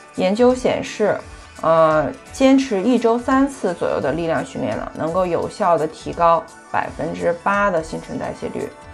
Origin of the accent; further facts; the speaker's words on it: China; 在我们中国人的饮食习惯当中呢，蛋白质摄入的很少